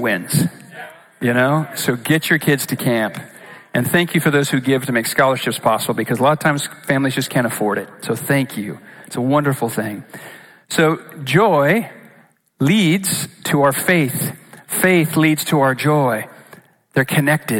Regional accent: Boise, Idaho, United States; I'm from Boise.

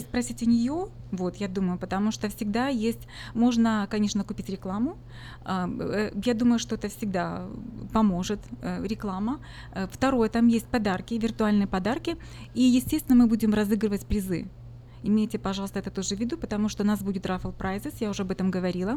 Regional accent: Ukraine; now in Sacramento, United States; я сама из Украины, хохлушка

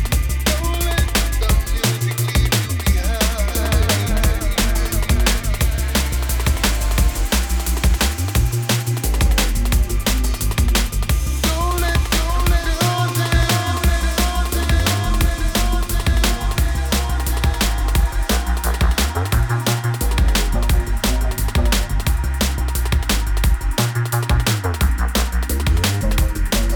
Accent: Massachusetts, United States; To my hometown of the Massachusetts flavors.

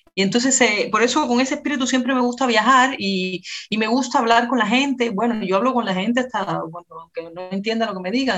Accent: Havana, Cuba; nací en La Habana y crecí en La Habana con mi hermana

